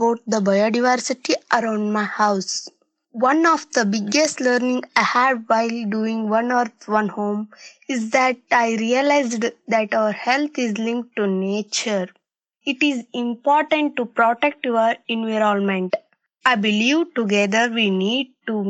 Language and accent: English; Hubli, Karnataka, India; I am from Hubli in Karnataka